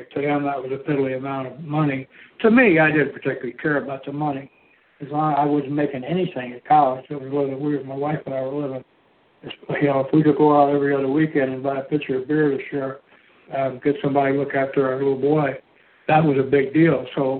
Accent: Michigan, United States; moved away as an adult; I grew up in Michigan

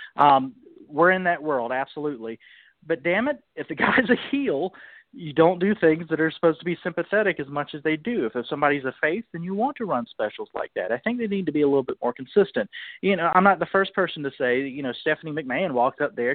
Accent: Charleston, South Carolina, United States; moved away as an adult; now in Washington, D.C., United States; down there in Charleston, my hometown

